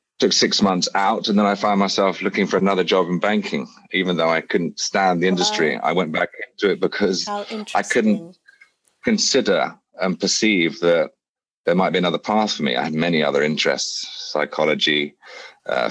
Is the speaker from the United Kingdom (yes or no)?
yes; England, United Kingdom; moved away as an adult; also born or lived in Bali, Indonesia; as a privileged man, as an English man